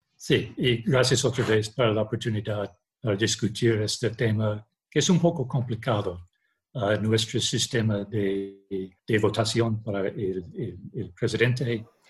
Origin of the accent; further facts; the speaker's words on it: Connecticut, United States; nací en Connecticut